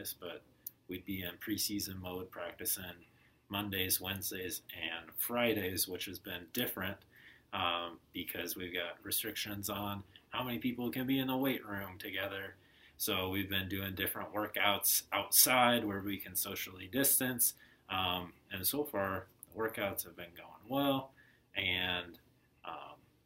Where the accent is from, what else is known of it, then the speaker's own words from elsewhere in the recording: Ankeny, Iowa, United States; now in Billings, United States; originally from Ankeny, Iowa